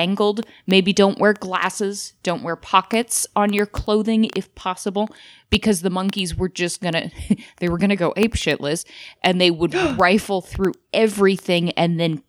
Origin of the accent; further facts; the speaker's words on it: Spokane, Washington, United States; 80s and 90s babies growing up in Spokane